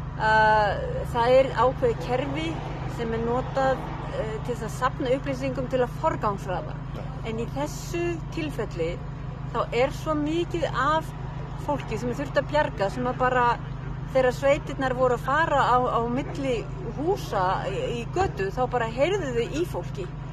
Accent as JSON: {"language": "Icelandic", "country": "Iceland"}